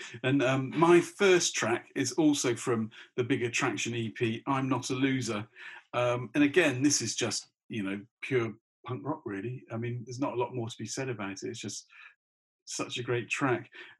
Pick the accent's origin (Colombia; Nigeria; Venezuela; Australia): Australia; You know, and I suppose being Australian, I mean, Australia